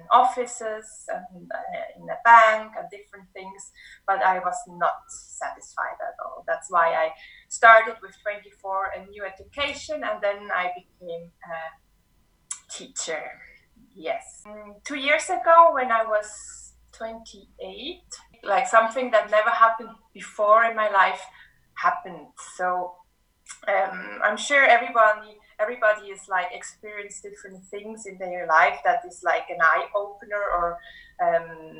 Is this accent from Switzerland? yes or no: yes; Switzerland; moved away as an adult; also born or lived in Martinique; now in Cape Town, South Africa; I grew up in Switzerland.